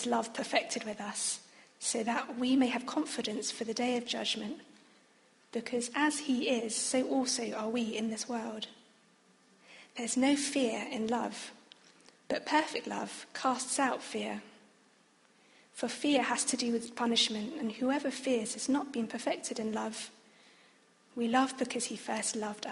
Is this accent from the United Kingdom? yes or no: yes; United Kingdom; also born or lived in Oxford / Australia; I was born in the UK, but having both a Chinese and a Vietnamese background